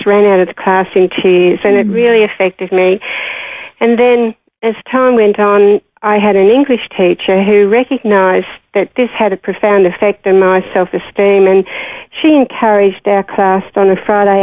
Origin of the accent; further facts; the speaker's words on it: Sydney, New South Wales, Australia; now in Sunshine Coast, Australia; growing up in Parramatta in those days was pretty good.